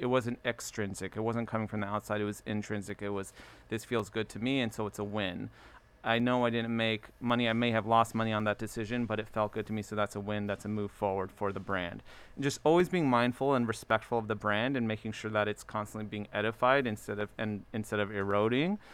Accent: Baltimore, Maryland, United States; also born or lived in Ellicott City; I was born in Baltimore

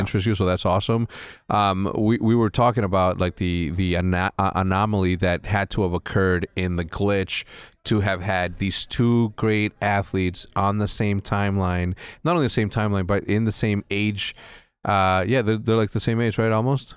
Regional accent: Mexico; moved away; me growing up in, in Mexico, we didn't have access.

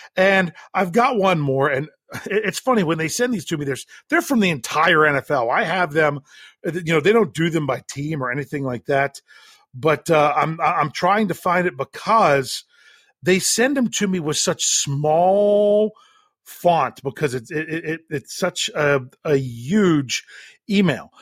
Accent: Western Maryland, United States; I grew up in Western Maryland

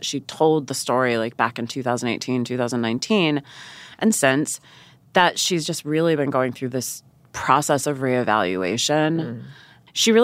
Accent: Central Florida, United States; I grew up in Central Florida

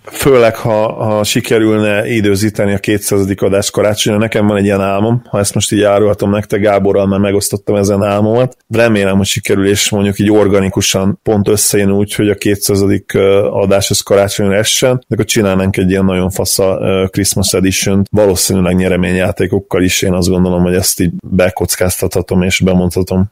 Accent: Hungary

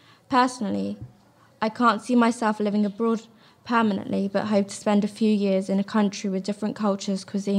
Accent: England, United Kingdom; born there; Although I was born in England, I have Indian roots and love the diversity of both cultures.

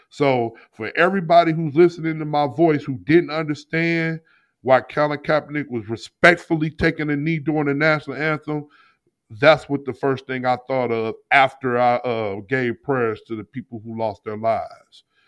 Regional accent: St. Louis, Missouri, United States; I'm from St. Louis

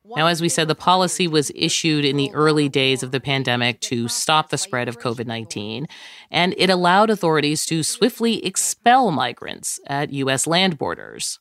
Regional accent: Jamaica; I'm from Jamaica

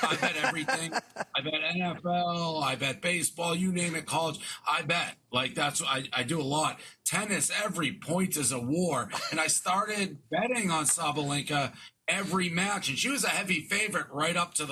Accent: Boston, Massachusetts, United States; moved away as an adult; now in New York, United States; I'm from Boston, but I've been in New York 10 years

